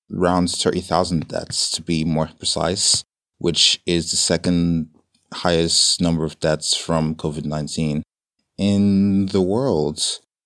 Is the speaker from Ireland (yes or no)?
yes; Dublin, Leinster, Ireland; moved away as an adult; now in London, United Kingdom; born and raised in Ireland, believe it or not, in a small town called Dublin